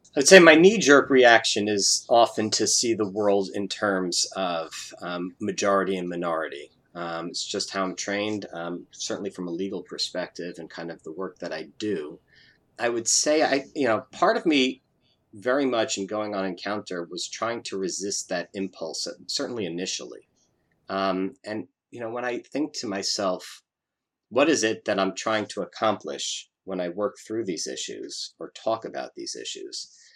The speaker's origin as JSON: {"language": "English", "country": "United States"}